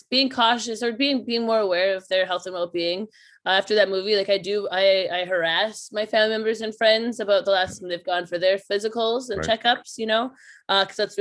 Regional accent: Meadow Lake, Saskatchewan, Canada; Meadow Lake, Saskatchewan, which is my hometown

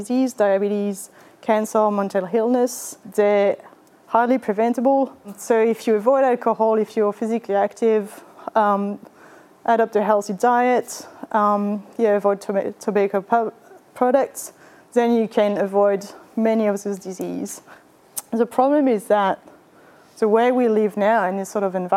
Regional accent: France; English is a second language; moved away as an adult; also born or lived in Vietnam / Japan; now in Australia; you might have picked up from my accent that I was born in France. That's where I did my undergrad and my master's

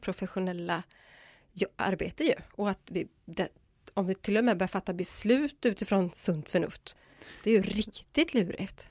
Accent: Gothenburg, Västra Götaland, Sweden; jag kommer ifrån Göteborg

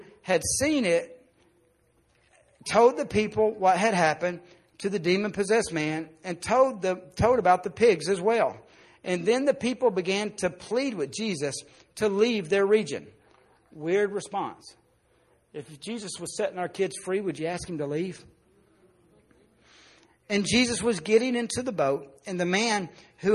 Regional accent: Arkansas, United States; I grew up in Arkansas

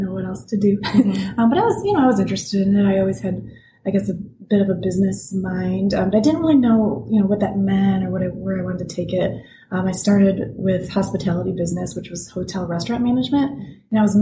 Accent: Frankenmuth, Michigan, United States; now in Portland, United States; I grew up in a very small tourist town called Frankenmuth in Michigan

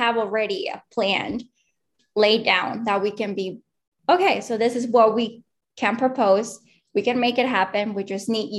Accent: Mexico City, Mexico; now in Austin, United States; I'm originally from Mexico City

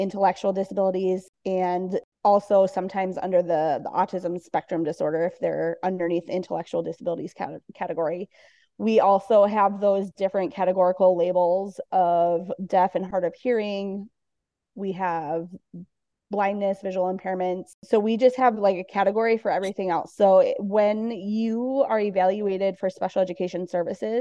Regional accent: Minneapolis, Minnesota, United States; I am from the Twin Cities in Minnesota.

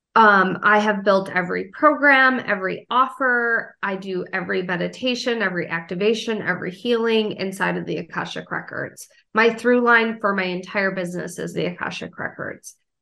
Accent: Wisconsin, United States; moved away as an adult; now in South Carolina, United States; I grew up in Wisconsin and I moved down to South Carolina

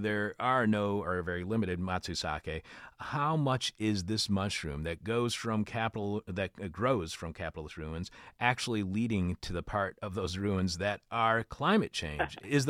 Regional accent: Detroit, Michigan, United States; now in Chicago, United States; my hometown in Detroit, here in Chicago

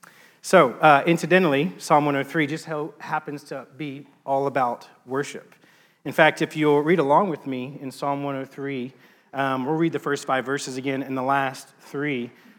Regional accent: Texas, United States; Growing up, not in a religious family, but growing up in East Texas, so growing up in a religious culture, and around the church

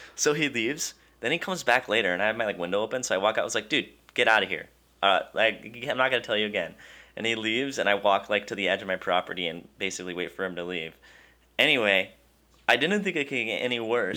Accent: Wisconsin, United States; I'm from Wisconsin

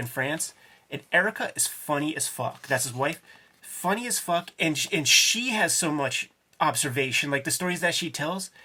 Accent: Homestead, United States; I grew up in Homestead in the 80s during the crack era

